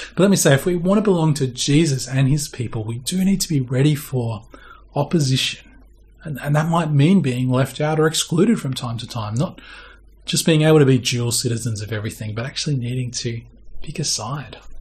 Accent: Australia; we're Australian and also Christians

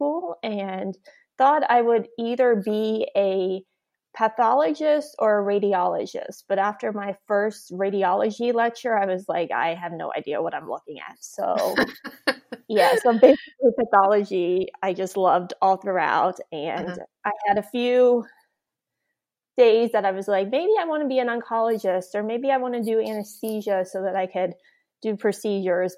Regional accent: Florida, United States; I grew up in Florida and spent most of my childhood time in Florida

